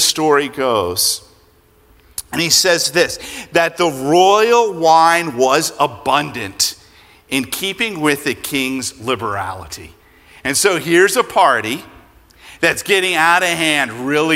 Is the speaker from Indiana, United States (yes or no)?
no; Pennsylvania, United States; moved away; I grew up in Pennsylvania, and I am a Phillies fan